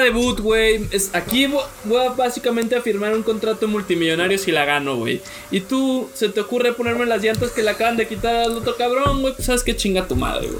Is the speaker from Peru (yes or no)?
no; Mexico; soy mexicano